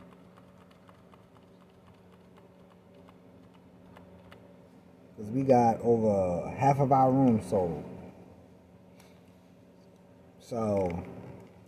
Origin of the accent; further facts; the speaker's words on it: New York City, New York, United States; moved away; I'm originally from New York City